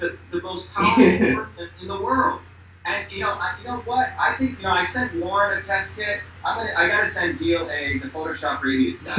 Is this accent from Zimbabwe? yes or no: no; India; now in United States; I came here as an Indian